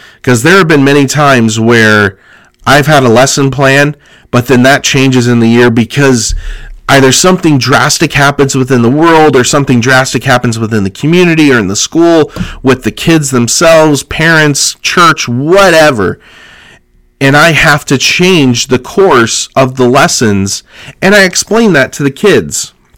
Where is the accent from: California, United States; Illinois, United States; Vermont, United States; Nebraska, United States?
California, United States; Growing up in California